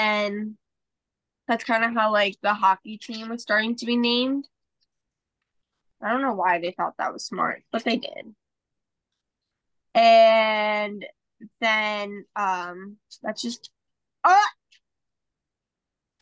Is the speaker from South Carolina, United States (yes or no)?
no; New Jersey, United States; I'm from New Jersey